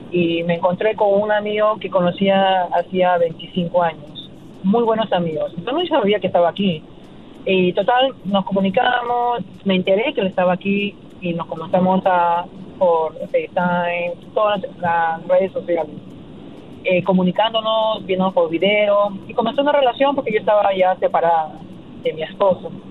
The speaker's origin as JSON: {"language": "Spanish", "country": "Peru", "said": "porque yo soy peruana y ese es el concepto"}